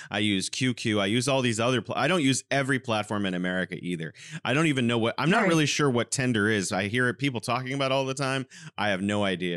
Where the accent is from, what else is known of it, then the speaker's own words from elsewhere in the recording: California, United States; now in Wuhan, China; I'm originally from California and now I'm living in beautiful Wuhan, China